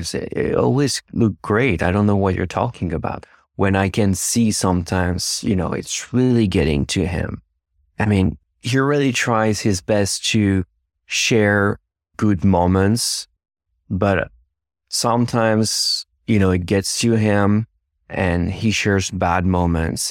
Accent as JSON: {"language": "English", "town": "Versailles", "region": "Île-de-France", "country": "France", "second_language": "English", "moved": "as an adult", "lives_now": "United States", "said": "I'm originally from France"}